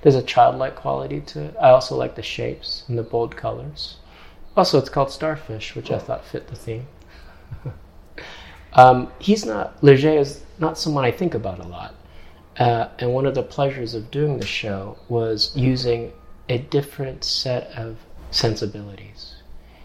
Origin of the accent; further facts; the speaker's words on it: Hong Kong; now in New York, United States; I'm not from New York. I'm from Hong Kong. And Hong Kong is a peninsula, so I was surrounded by water